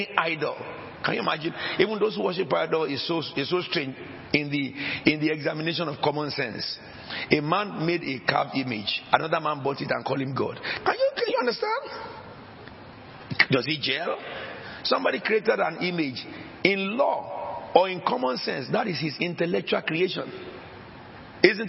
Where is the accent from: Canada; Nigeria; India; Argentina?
Nigeria; now in England; I came from Nigeria.